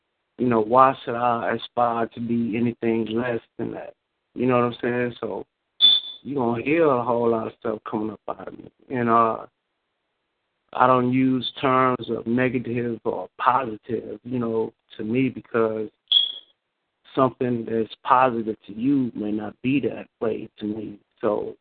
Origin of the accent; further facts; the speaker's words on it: the South, United States; accent: Southern; moved away; I'm from the South. But up here they call me country